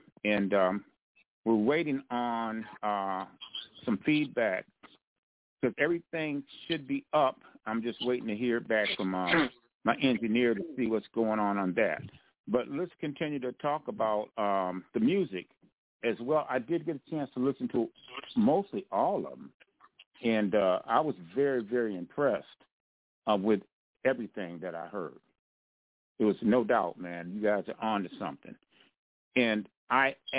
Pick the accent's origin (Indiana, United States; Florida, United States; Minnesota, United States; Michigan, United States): Michigan, United States; Grand Rapids; I'm from the big Rams. I'm from Central.